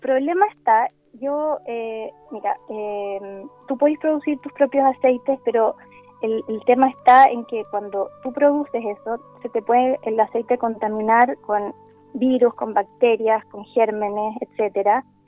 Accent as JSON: {"language": "Spanish", "town": "Santiago", "region": "Santiago Metropolitan Region", "country": "Chile", "also_born_or_lived": "La Serena", "said": "yo soy de Santiago, pero ahora estoy en La Serena"}